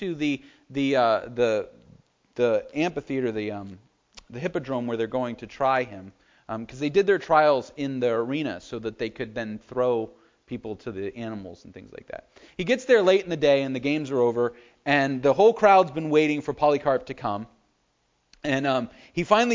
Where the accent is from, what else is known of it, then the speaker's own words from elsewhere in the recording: United States; We as the American church